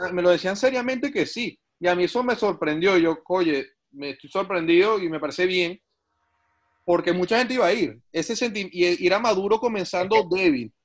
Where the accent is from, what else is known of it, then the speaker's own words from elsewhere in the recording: San Antonio de los Altos, Miranda, Venezuela; moved away as an adult; also born or lived in Caracas; now in Canada; somos amigos desde el colegio allá en San Antonio de los Altos